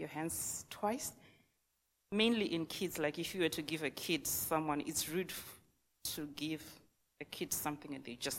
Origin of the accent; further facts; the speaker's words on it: Zimbabwe; moved away as an adult; now in New Zealand; I'm from Zimbabwe, a country in Africa